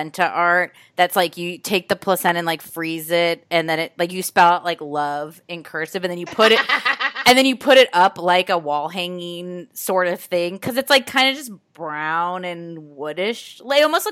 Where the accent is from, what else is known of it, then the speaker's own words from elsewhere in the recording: Midwest, United States; I being a Midwesterner